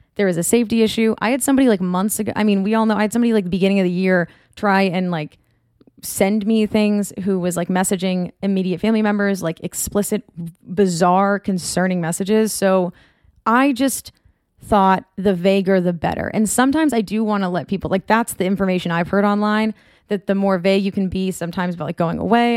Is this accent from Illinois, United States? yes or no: no; North Shore of Massachusetts, United States; moved away as an adult; now in Orange County, United States; I'm from the North Shore of Massachusetts